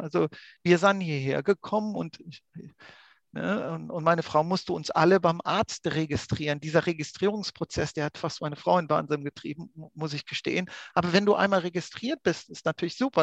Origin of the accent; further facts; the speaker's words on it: Austria; bei uns in Österreich